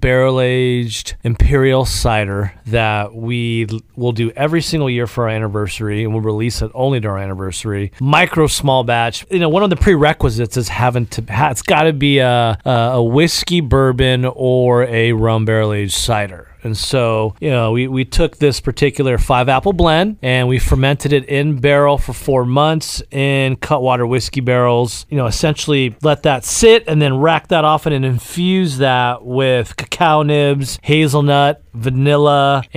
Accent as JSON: {"language": "English", "region": "Arizona", "country": "United States", "moved": "yes", "lives_now": "San Diego, United States", "said": "We're from Arizona. And so we're ASU graduates, of course, Sun Devils for days."}